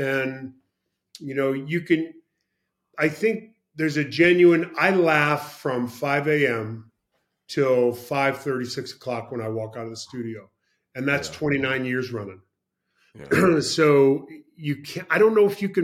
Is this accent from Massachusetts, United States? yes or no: yes; Charlestown, Massachusetts, United States; I'm from Charlestown